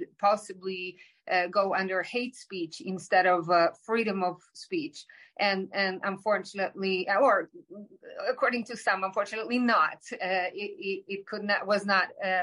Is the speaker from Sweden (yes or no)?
yes; Sweden; we are many Swedes